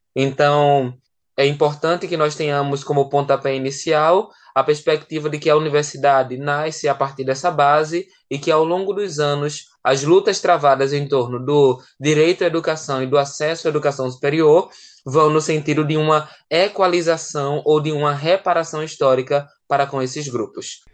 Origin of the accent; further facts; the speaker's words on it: Pernambuco, Brazil; moved away as an adult; also born or lived in João Pessoa, Paraíba; pernambucano que fui morar lá em João Pessoa para cursar a graduação